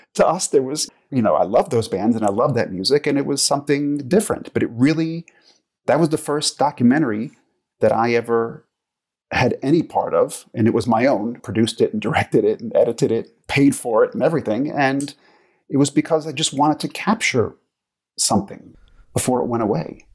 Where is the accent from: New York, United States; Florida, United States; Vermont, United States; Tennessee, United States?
New York, United States; moved away as an adult; also born or lived in Los Angeles / Croatia; now in Geneva, Switzerland; I grew up in New York, but I have not lived in the U S for probably coming up on ten years now